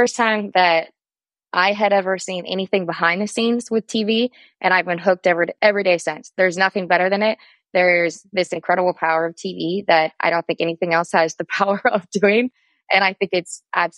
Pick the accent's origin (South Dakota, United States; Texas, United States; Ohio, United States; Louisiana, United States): South Dakota, United States; I was born and raised in South Dakota.